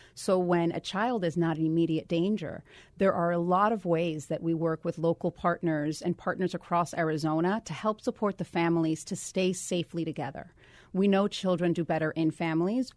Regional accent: Guaynabo, Puerto Rico; moved away as an adult; also born or lived in Dallas, Texas / Washington, D.C.; I am a native of Puerto Rico. I grew up there, went to high school there, and then came to do college in the mainland

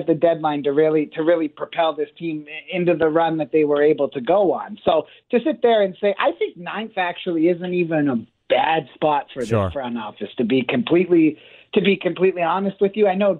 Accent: Niagara Falls, Ontario, Canada; I'm from Niagara Falls, Ontario, Canada.

